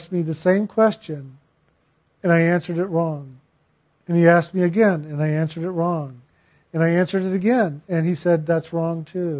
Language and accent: English; San Antonio, Texas, United States; I was born in San Antonio